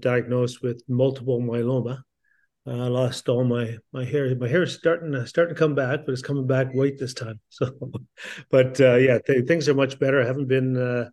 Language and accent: English; Garden River, Ontario, Canada; growing up where I grew up in Garden River First Nation, it's a small First Nation community outside of the city of Sault Ste. Marie.